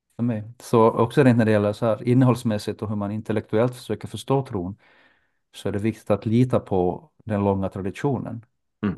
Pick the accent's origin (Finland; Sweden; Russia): Finland; Jakobstad, Ostrobothnia; moved away as an adult; also born or lived in Turku; now in Helsinki, Finland; Under min uppväxt i Jakobstad så, så besökte jag den ortodoxa